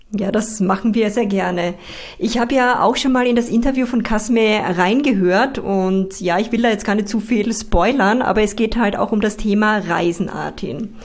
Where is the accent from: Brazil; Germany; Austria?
Austria; Styria; meine Heimat, die Steiermark